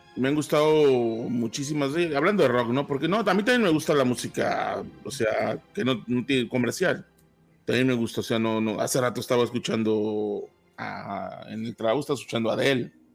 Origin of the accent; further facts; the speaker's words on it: Tampico, Tamaulipas, Mexico; now in Arlington, United States; México, de donde soy yo, soy Tampico Madero, de la zona del sur de Tamaulipas